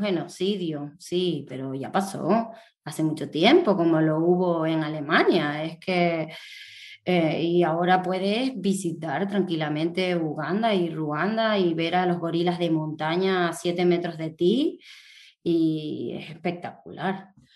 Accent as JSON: {"language": "Spanish", "area": "Tenerife", "region": "Canary Islands", "country": "Spain", "said": "aquí en mi tierra, en Tenerife"}